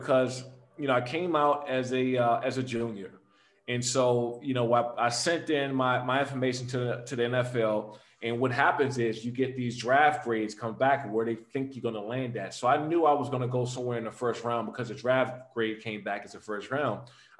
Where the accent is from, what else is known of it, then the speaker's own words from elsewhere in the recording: Prince George's County, Maryland, United States; my sophomore year at Frederick Douglass High School in Maryland, when I grew up in Prince George County